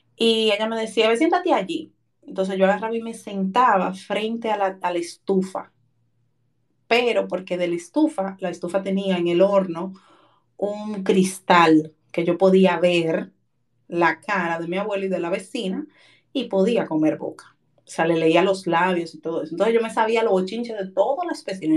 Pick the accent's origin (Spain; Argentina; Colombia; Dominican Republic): Dominican Republic; Santo Domingo, Distrito Nacional; Yo nací en el barrio La Ciénaga, de, por ahí por donde está la Marina de Guerra, en un patio, donde yo recuerdo que era un baño para como 14 familias